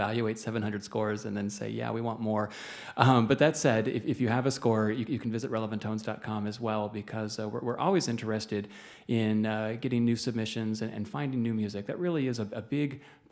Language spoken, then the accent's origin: English; Chicago, Illinois, United States; as a Chicagoan